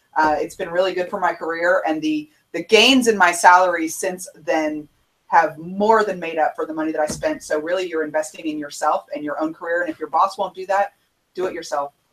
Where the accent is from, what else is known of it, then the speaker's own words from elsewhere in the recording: Houston, Texas, United States; I'm I'm from Houston